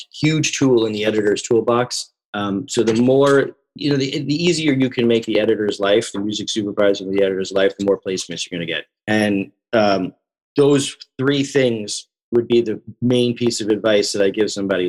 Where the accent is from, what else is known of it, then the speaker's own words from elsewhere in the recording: Long Island, New York, United States; moved away as an adult; also born or lived in Queens, New York; now in Los Angeles, United States; I'm from the East Coast originally. I grew up in New York. I, I grew up on Long Island.